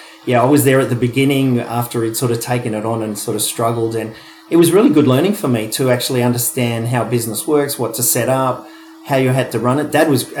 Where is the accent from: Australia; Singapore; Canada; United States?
Australia; Wollongong, New South Wales; He'd worked in the steelworks down in Wollongong. We came from Wollongong.